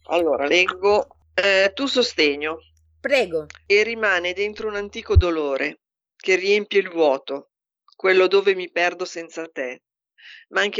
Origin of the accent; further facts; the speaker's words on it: Milan, Lombardy, Italy; born there; now in Pavia, Italy; io sono nata a Milano.